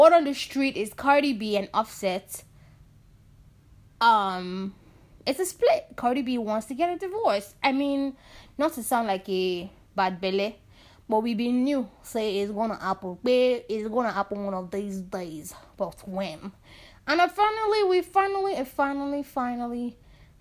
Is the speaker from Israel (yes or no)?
no; Nigeria; being Nigerian